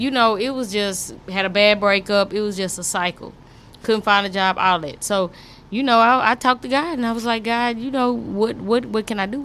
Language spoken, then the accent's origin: English; Fort Worth, Texas, United States; I'm from Fort Worth, Eastwood